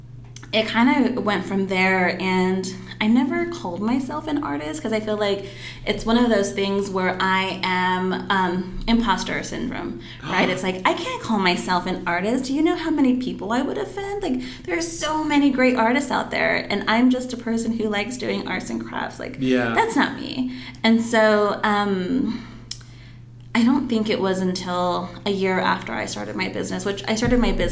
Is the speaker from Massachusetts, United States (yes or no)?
no; Phoenix, Arizona, United States; I grew up in downtown Phoenix